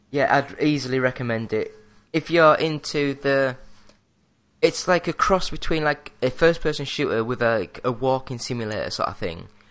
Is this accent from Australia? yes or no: no; England, United Kingdom; I'm English